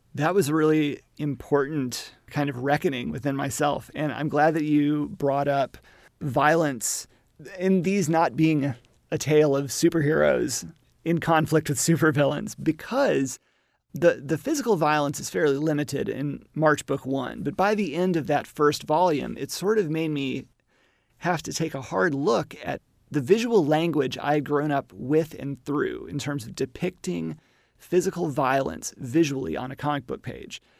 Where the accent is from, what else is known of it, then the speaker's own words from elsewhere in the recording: Little Rock, Arkansas, United States; also born or lived in Alabama; I am a Southerner from Arkansas, but I also grew up in Alabama